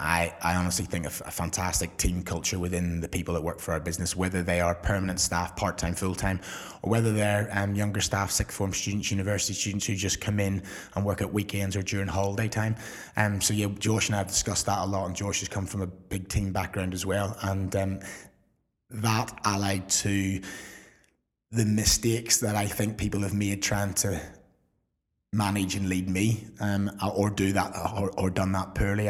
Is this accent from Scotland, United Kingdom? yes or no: no; Belfast, Northern Ireland, United Kingdom; moved away as an adult; also born or lived in Surrey; now in England; I came across from Belfast for a week and never really been home